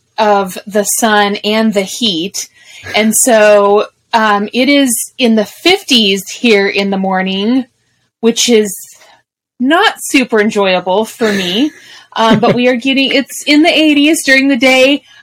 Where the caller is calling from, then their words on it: Wichita, Kansas, United States; As of this recording, we are in Wichita, Kansas.